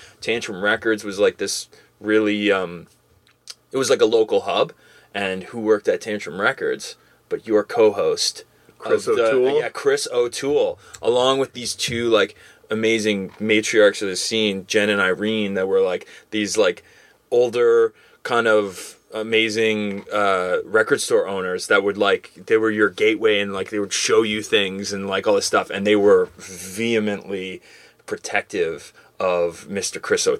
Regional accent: England, United Kingdom; I remember going there back in the day with we're over from England.

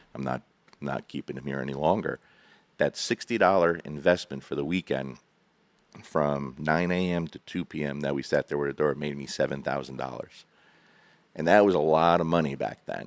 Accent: New Jersey, United States; moved away as an adult; now in Kentucky, United States; I'm from New Jersey, born and raised

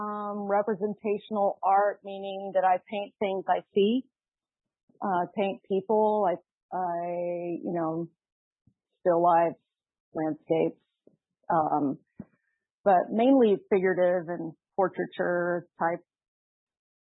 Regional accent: Dallas, Texas, United States; growing up in Texas, I grew up in Dallas

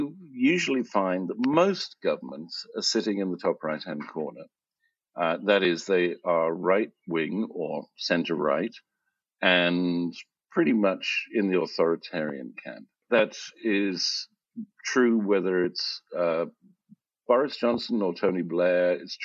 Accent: South Africa; moved away; also born or lived in United Kingdom / Italy / United States; I was born in South Africa and educated in the UK.

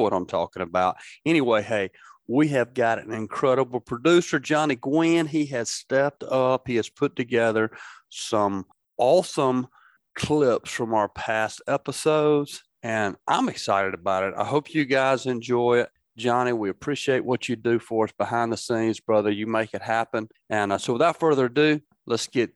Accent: Tombigbee River and Black Warrior River, Alabama, United States; born or raised there

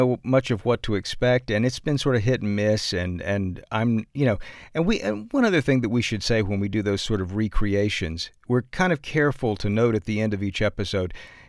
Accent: the South, United States; accent: Southern; And honestly, it's so hard for me to get out of my Southern accent.

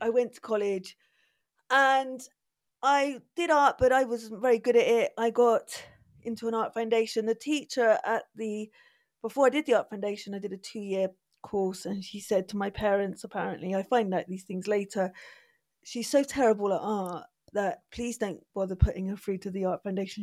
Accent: Bristol, South West England, United Kingdom; grew up in Bristol, from Bristol

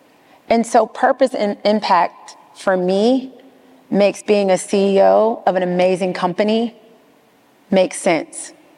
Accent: the South, United States; now in New York, United States; You know, I am from the South. You know, my mom is an educator. My dad drove trucks and scanned boxes. I'm first generation integration. You know, I went to schools in the South, but I work in New York in the largest financial center.

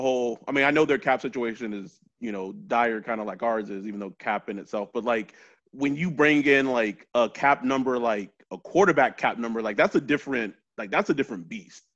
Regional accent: Texas, United States; I'm from Texas, so football is king there

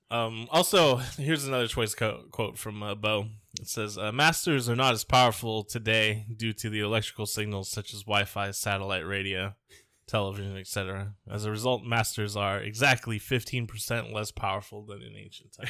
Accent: Bay Area, California, United States; we grew up in the Bay Area

